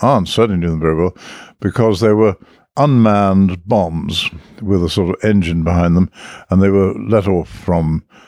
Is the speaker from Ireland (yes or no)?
yes; Dublin, Leinster, Ireland; born there; Because of really the accident of war, I was born in Dublin.